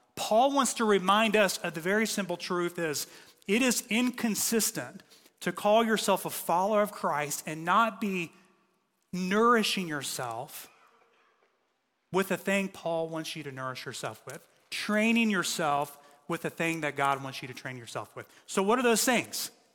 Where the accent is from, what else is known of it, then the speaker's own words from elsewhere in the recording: United States; we're American